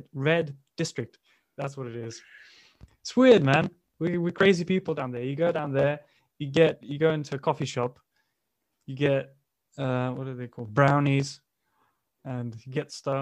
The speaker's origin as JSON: {"language": "English", "country": "Bulgaria", "tie": "born or raised there", "moved": "yes", "said": "I grew up in a very in a working class family in Bulgaria"}